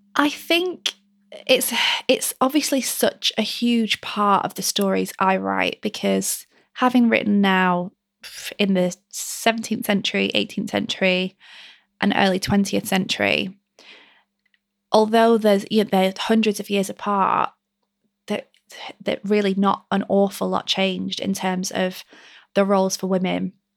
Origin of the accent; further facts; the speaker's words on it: Lancashire, North West England, United Kingdom; my rainy mill town that I grew up in Lancashire